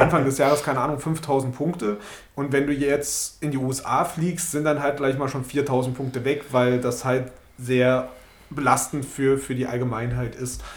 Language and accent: German; Germany; wir als Deutsche